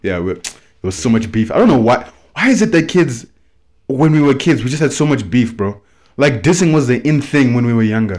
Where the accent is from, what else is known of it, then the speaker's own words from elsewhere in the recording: South Africa; I'm from S A. Yeah, I've, I've, I've, well, you can probably tell by, like, my, my voice that I've grown up in mostly private schools there